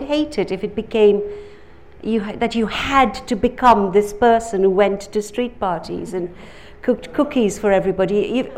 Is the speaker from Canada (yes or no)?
no; Uganda; now in London, United Kingdom